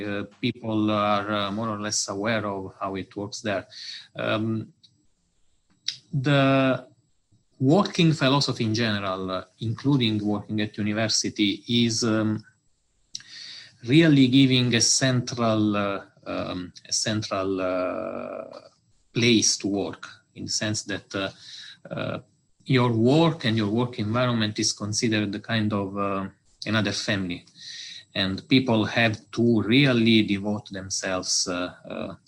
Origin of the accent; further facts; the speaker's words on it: Italy; accent: Italian; English is a second language; moved away as an adult; also born or lived in Osaka, Japan; now in Delft, Netherlands; I'm Italian, as it is probably easy to understand from my English accent